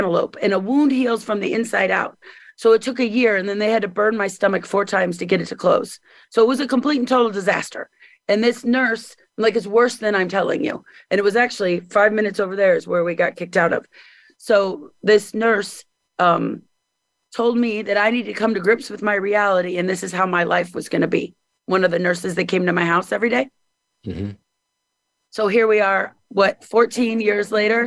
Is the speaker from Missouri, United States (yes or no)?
yes; Missouri, United States; moved away as an adult; also born or lived in Hollywood, California